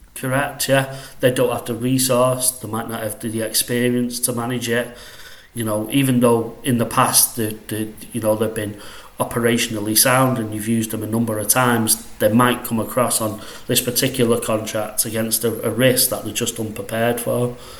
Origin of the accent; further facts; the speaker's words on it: Salford, North West England, United Kingdom; accent: northwest; I'm from Salford, if you know where that is, uh, just outside Manchester. So, uh, yeah, that's where I'm from. That's where I currently am.